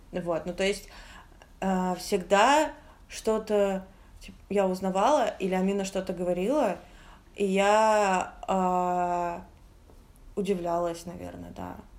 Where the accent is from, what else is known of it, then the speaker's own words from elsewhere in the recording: Moscow, Russia; мы все же москвичи